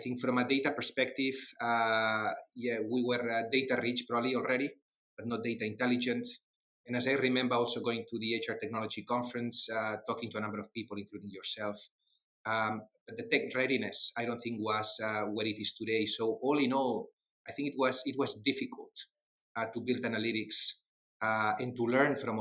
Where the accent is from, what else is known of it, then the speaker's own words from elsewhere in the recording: Barcelona, Catalonia, Spain; accent: Spanglish; English is a second language; moved away as an adult; also born or lived in Netherlands / Switzerland; I'm definitely not from the UK. I was born in Barcelona. That's where I studied.